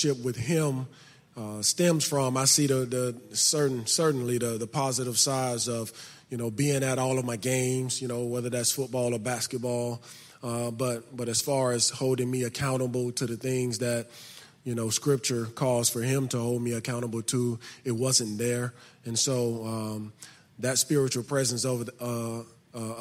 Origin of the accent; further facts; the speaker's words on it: Birmingham, Alabama, United States; I grew up in Birmingham, Alabama. I grew up in the inner city of Birmingham on the north side of it